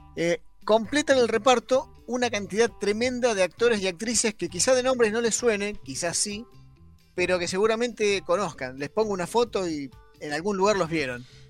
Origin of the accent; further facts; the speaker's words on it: Arturo Seguí, Buenos Aires, Argentina; Yo soy de Arturo Seguí